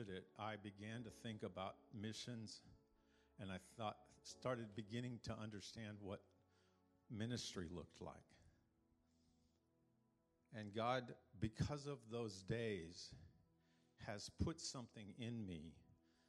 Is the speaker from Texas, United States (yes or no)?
yes; San Angelo, Texas, United States; I'm a country boy. I grew up in San Angelo playing with horned frogs and in the dirt.